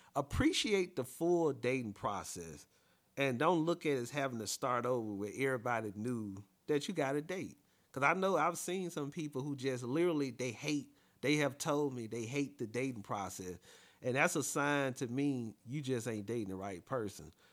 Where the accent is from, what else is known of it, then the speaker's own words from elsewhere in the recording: Alabama, United States; I'm from Alabama as well.